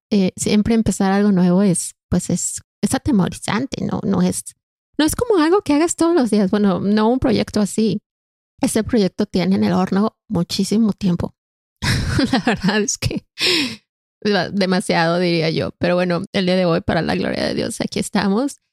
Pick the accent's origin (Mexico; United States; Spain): Mexico; moved away as an adult; now in Canada; Soy mexicana de nacimiento y canadiense de corazón